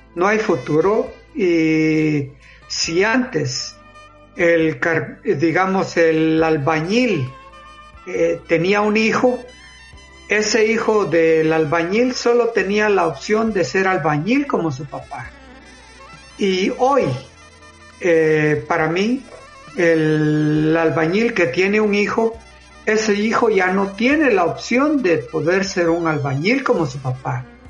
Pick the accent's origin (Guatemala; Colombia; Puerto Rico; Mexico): Guatemala; soy de Guatemala